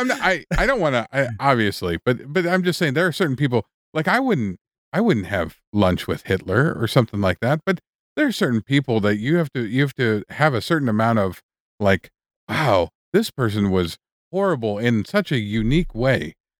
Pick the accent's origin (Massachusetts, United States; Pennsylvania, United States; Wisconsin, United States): Wisconsin, United States; I wouldn't hang out with Dahmer. Like, there's nothing we're both from Wisconsin.